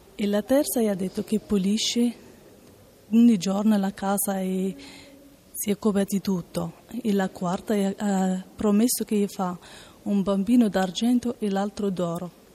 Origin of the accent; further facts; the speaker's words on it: Morocco; now in Italy; vengo dal Marocco